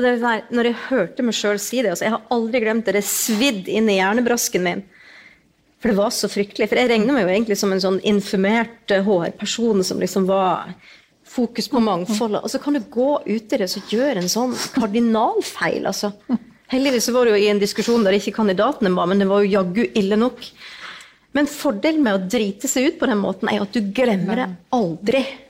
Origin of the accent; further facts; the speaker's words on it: Northern Norway, Norway; jeg er jo nordlending